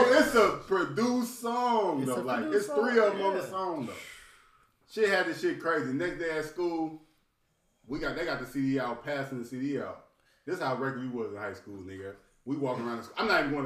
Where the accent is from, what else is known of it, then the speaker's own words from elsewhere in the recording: Alton, Illinois, United States; We're in the St. Louis area, but we're in Alden, Illinois. We're from Alden, Illinois. That's where we're from.